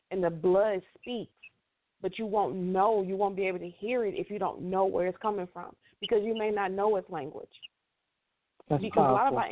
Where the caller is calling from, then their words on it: Houston, Texas, United States; from um, Houston, Texas. I'm just calling from a different number.